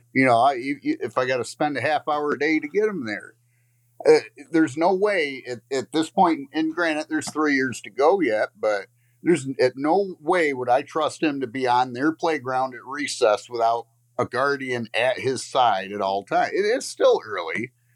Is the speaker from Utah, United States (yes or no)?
no; Lakeview, Michigan, United States; I'm from Lakeview, Michigan.